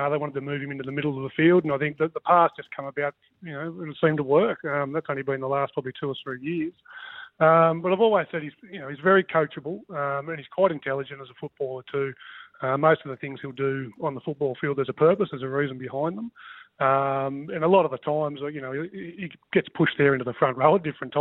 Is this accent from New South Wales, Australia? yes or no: yes; Dubbo, New South Wales, Australia; Dubbo. We grew up in Dubbo.